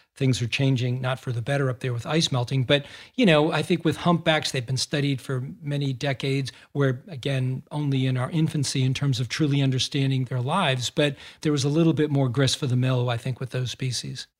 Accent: Massachusetts, United States; I grew up in Massachusetts

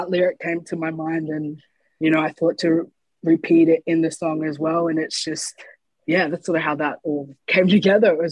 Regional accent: Brisbane, Queensland, Australia; also born or lived in Gold Coast; I actually spent a lot of time going back and forth from hmm. Gold Coast and Brisbane. I moved around a lot, not only when I was a kid, but in my teen years and as I was becoming a young adult.

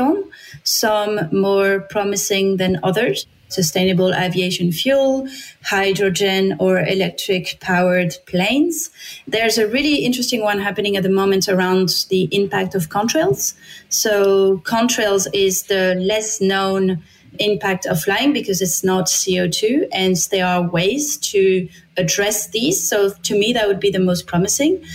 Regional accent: France; English is a second language; moved away as an adult; I'm from France.

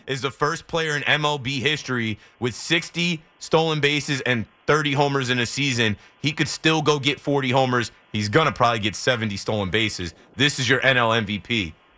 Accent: Monmouth County, New Jersey, United States; also born or lived in Carteret, New Jersey; I'm from Monmouth County, New Jersey. I could get to Philly in ninety minutes from where I grew up

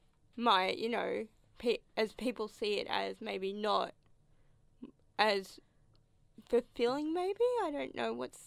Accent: Hawaii, United States; but I'm a Hawaiian girl, so I love my pineapple on my pizza.

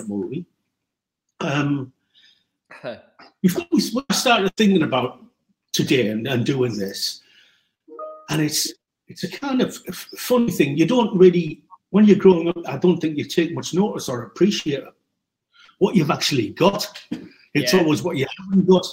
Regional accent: Middlesbrough, North East England, United Kingdom; you haven't lost your accent. And I'm not going to either. I grew up on St. Paul's Road at the beginning, right off Newport Road

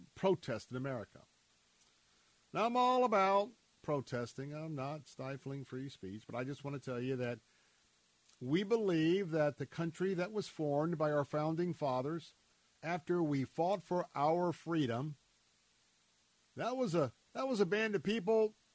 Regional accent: Tampa, Florida, United States; I was born and raised right here in Tampa, Florida

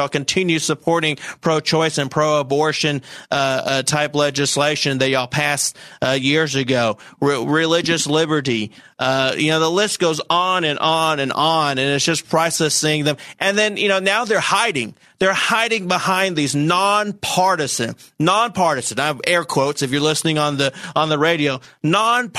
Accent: Saline County, Arkansas, United States; I'm from Saline County

